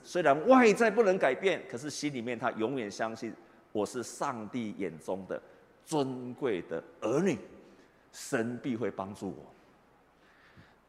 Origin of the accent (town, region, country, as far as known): Taiwan